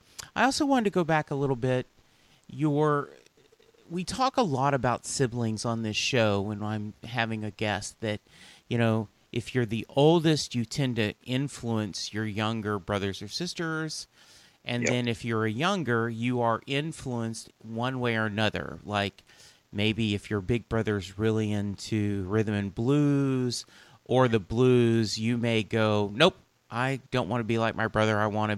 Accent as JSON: {"language": "English", "region": "Louisiana", "country": "United States", "tie": "born or raised there", "said": "So here in, I was growing up in Louisiana, but Casey Kasem's Top 40 was something that they played on the local AM station"}